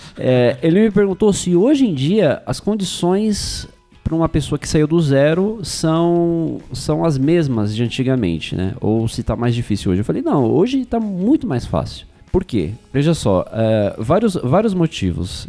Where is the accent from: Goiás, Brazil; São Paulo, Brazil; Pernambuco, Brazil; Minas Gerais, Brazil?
São Paulo, Brazil; eu nasci e cresci na Zona Leste de São Paulo